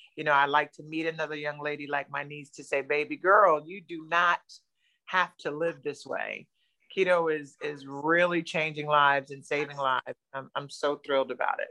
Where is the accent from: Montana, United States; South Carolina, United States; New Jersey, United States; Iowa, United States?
New Jersey, United States; moved away as an adult; now in Florida, United States; I'm originally from New Jersey, Jersey girl